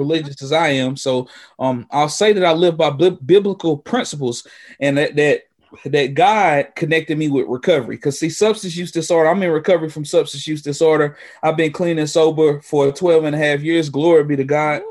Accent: Western North Carolina, United States; native of Western North Carolina, here in the Appalachia

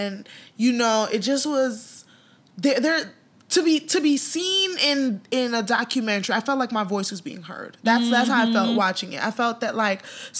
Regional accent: United States; although I am American by virtue of like I grew up here, mm-hmm. you know, I'm Nigerian

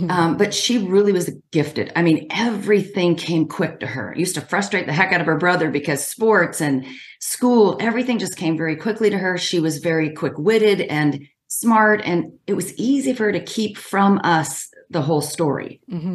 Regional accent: Washington, United States; I'm from Washington State

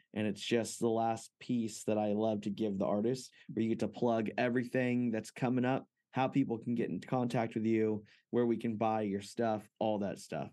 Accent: Fresno, California, United States; I grew up in Fresno, California

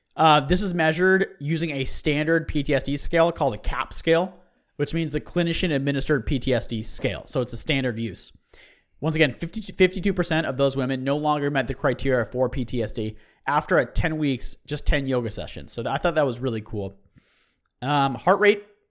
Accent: United States; as an American

